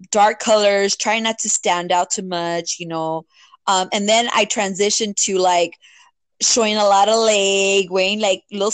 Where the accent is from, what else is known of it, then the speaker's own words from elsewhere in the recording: Los Angeles, California, United States; I grew up in Boyle Heights, East LA area